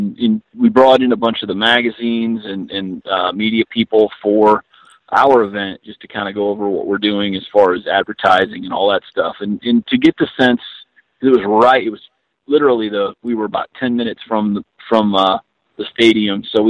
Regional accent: Iowa, United States; I'm an Iowa guy. I grew up in Iowa.

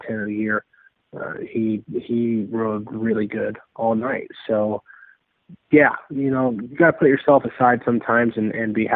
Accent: Kansas, United States; growing up in Kansas

